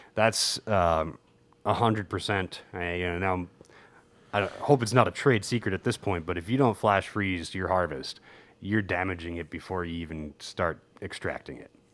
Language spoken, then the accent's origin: English; New Jersey, United States; as a kid growing up in New Jersey